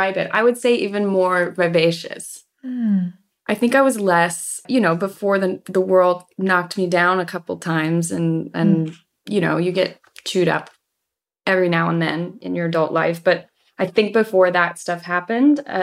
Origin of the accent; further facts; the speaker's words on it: Colorado, United States; moved away; growing up there